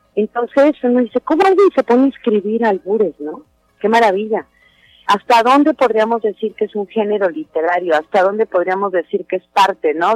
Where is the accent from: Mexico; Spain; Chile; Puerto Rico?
Mexico; seguimos siendo los mismos mexicanos que comemos tacos